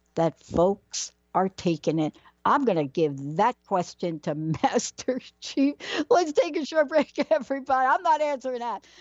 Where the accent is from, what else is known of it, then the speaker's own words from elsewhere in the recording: New York City, New York, United States; I grew up in the Bronx